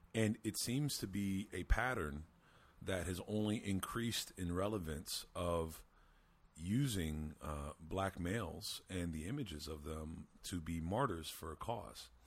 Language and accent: English; Lebanon, Pennsylvania, United States; my small hometown of 25,000 people in Lebanon, Pennsylvania